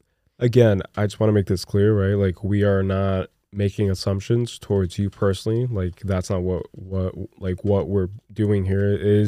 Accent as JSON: {"language": "English", "region": "New Jersey", "country": "United States", "tie": "born or raised there", "also_born_or_lived": "Brazil", "said": "I grew up in Jersey. I grew up kind of like bouncing around all over the place, and then I eventually moved to Brazil again, but I experienced a lot of Christmases in Jersey, and it's fun."}